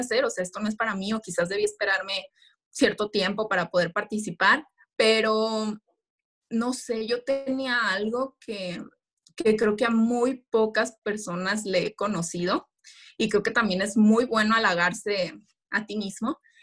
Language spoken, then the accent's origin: Spanish; Michoacán, Mexico; regreso a mi estado para participar por la corona de nuestra belleza Michoacán